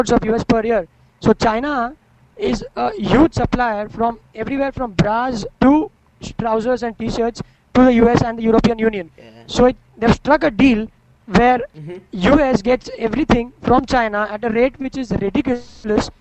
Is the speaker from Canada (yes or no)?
no; India